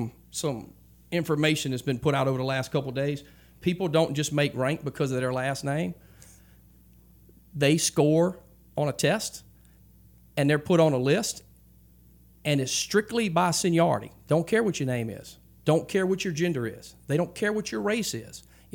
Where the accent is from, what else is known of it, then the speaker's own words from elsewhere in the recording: Louisiana, United States; We're from Louisiana, and we're going to this Texas organization